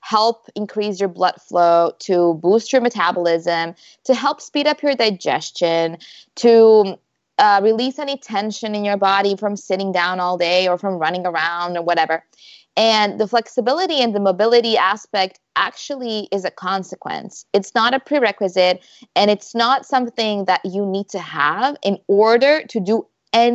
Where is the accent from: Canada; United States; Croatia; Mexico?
Croatia; moved away as an adult; also born or lived in Malaga, Spain; my husband and I, we're both from Croatia. And before we moved here, we lived in Spain.